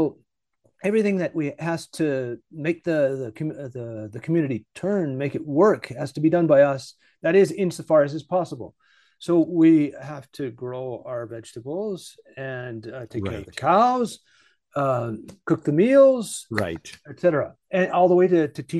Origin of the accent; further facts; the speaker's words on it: Vancouver, British Columbia, Canada; moved away; By the way, I am Canadian. I'm from Vancouver, British Columbia.